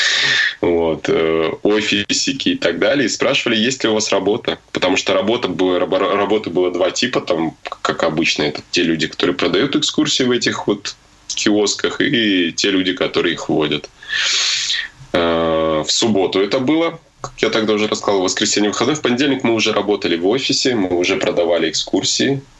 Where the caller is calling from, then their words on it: Arashan, Chuy Region, Kyrgyzstan; Э, я вещаю из Киргизии, из внимание, из села. Село называется Арашан.